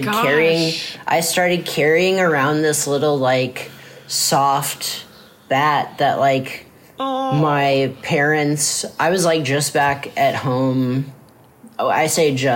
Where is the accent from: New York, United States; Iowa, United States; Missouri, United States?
Iowa, United States; Mount Vernon; also born or lived in Cedar Rapids, Iowa; I was born in Cedar Rapids, Iowa. And I was raised mostly there. And then when I was like in kindergarten or something, I moved out to a smaller town called Mount Vernon